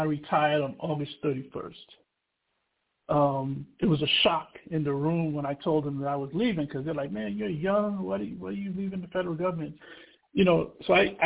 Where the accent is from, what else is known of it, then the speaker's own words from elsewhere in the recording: New York City, New York, United States; also born or lived in Trinidad and Tobago / Wilberforce, Ohio / Dayton, Ohio; I was born in Trinidad and Tobago, and I grew up in Brooklyn, New York